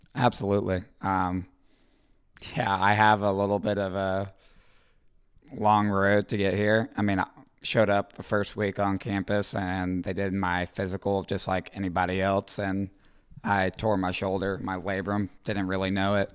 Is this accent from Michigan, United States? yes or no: no; Roswell, Georgia, United States; moved away as an adult; now in Columbus, United States; I'm from Roswell, Georgia.